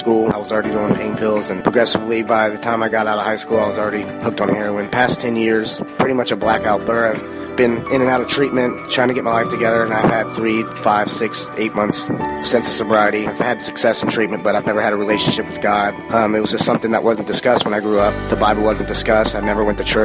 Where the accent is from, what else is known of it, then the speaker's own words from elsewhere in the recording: Northern Kentucky, United States; I'm 28 years old and I'm from Northern Kentucky